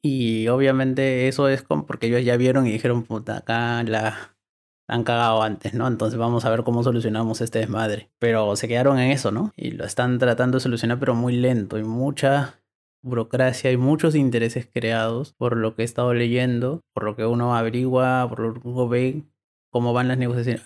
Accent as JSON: {"language": "Spanish", "country": "Peru"}